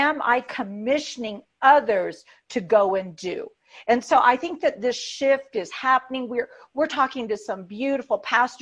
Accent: United States; we in the American church

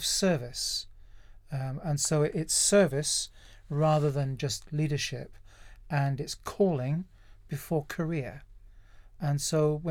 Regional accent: North Devon, South West England, United Kingdom; also born or lived in Kent / Hook, Surrey / Epsom Downs, Surrey; now in Surrey, United Kingdom; I'm from North Devon originally, kind of proud

